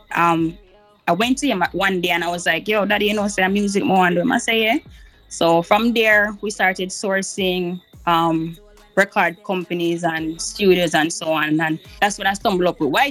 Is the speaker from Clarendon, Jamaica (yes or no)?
no; St. Ann, Saint Ann, Jamaica; I represent the North Coast, born and raised in St. Anne, so big up Shaw Park